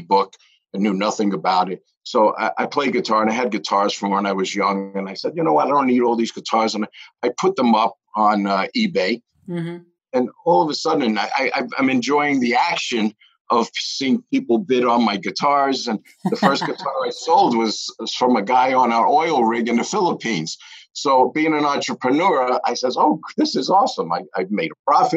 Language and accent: English; New York City, New York, United States; I'm born and raised in the Bronx, so I'm a city boy